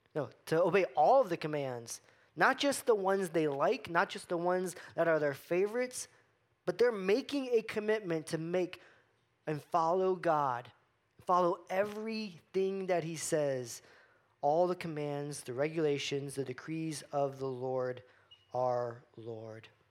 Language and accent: English; Florida, United States; I grew up in Florida